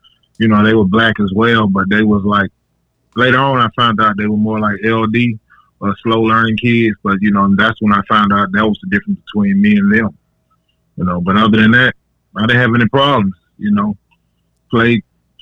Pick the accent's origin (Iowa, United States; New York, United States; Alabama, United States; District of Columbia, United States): Alabama, United States; Trussville; also born or lived in Birmingham, Alabama; I was raised in Trussville, Alabama, around the horse track area